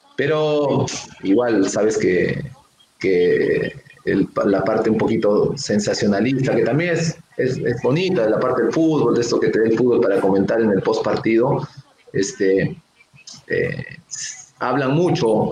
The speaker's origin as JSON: {"language": "Spanish", "region": "Arequipa", "country": "Peru", "said": "yo soy un arequipeño"}